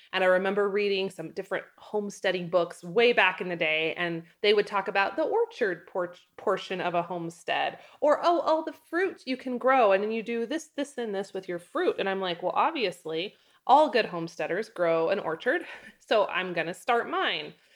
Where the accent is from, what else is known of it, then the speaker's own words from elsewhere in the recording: North Idaho, United States; now in Wyoming, United States; I come from North Idaho. There are fruit things growing everywhere in North Idaho. There's, like, you pick berry farms